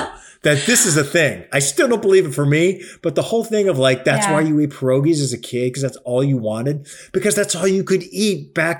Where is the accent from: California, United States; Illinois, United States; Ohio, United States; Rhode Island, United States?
Ohio, United States; Cleveland; moved away; my hometown of Cleveland